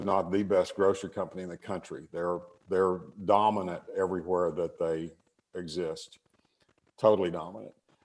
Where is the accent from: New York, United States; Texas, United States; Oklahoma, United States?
Texas, United States; West; also born or lived in Austin, Texas; I grew up in Texas and in West Texas